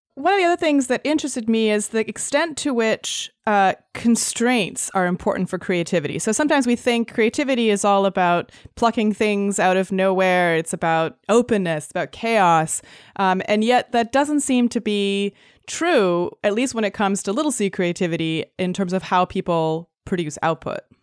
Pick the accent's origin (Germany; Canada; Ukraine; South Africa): Canada; also born or lived in Los Angeles / London; now in San Francisco, United States; I grew up in Canada